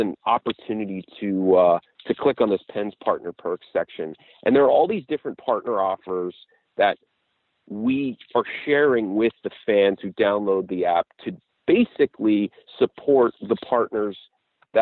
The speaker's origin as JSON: {"language": "English", "town": "Pittsburgh", "region": "Pennsylvania", "country": "United States", "tie": "born or raised there", "said": "I grew up here in Pittsburgh"}